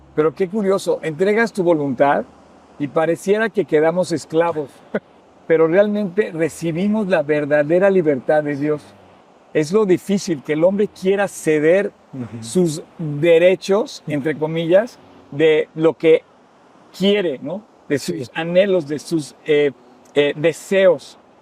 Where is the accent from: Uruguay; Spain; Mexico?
Mexico; un mexicano que no habla una gota de francés